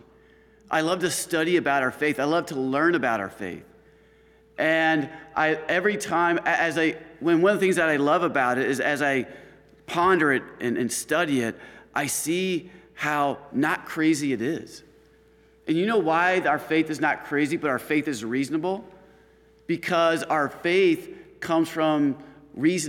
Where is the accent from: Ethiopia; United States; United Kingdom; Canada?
United States; Chicago, Illinois; also born or lived in Washington, D.C.; now in Stockbridge, United States; I'm coming from the Chicago area